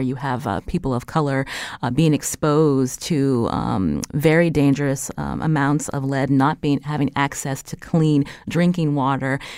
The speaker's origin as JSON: {"language": "English", "region": "northwest Pennsylvania", "country": "United States", "tie": "born or raised there", "said": "they moved to, uh, northwest Pennsylvania, which is also predominantly white."}